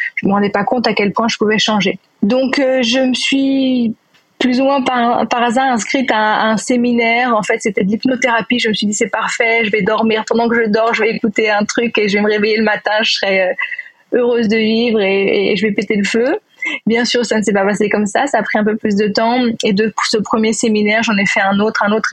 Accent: Neuilly-sur-Seine, Île-de-France, France; moved away as an adult; now in Israel; j'ai grandi à Neuilly, donc dans banlieue parisienne

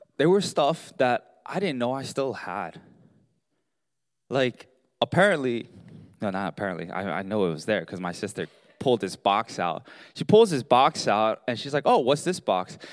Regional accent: Baltimore, Maryland, United States; We grew up in Baltimore, and so we're huge Baltimore Ravens fan

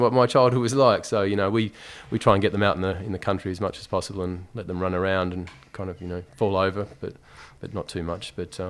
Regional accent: Tasmania, Australia; now in London, United Kingdom; I mean, I was brought up in Tasmania in essentially like a small country town.

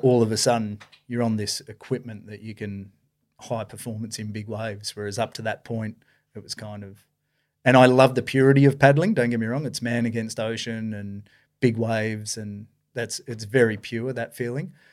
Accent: Esperance, Western Australia, Australia; I was born and raised down in Esperance there.

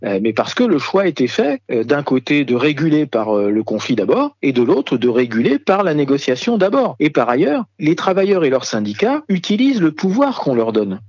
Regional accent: France; chez nous, en France

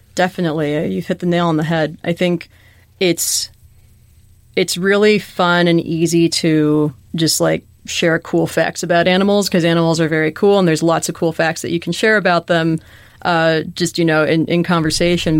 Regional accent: Chicago, Illinois, United States; moved away; growing up in Chicago, which has great museums and zoos and aquaria and such

